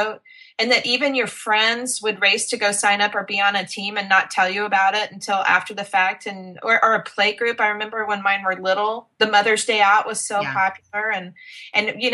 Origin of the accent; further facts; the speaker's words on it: West Texas, United States; now in Dallas, United States; I am born and raised Texan. I'm a West Texas girl